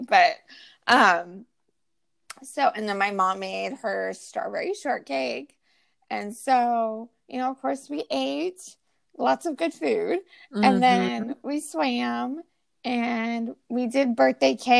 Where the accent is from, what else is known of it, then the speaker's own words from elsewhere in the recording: California, United States; we're from California